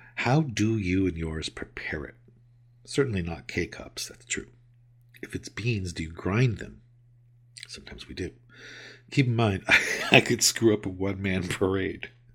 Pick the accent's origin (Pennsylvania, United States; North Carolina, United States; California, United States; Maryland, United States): California, United States; moved away as an adult; also born or lived in New York; I grew up in California and I moved away to the other side of the country to New York for roughly a decade and have moved back and been back for over a decade now